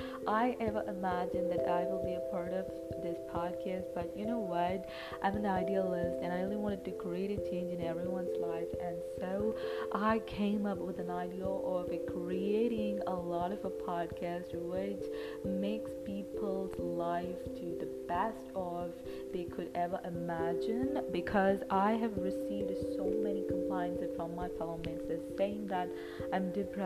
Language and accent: English; India; from India.